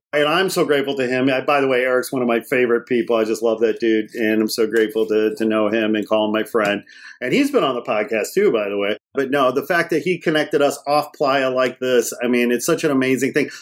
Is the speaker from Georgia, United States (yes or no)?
no; Gary, Indiana, United States; moved away; I was born in Gary, Indiana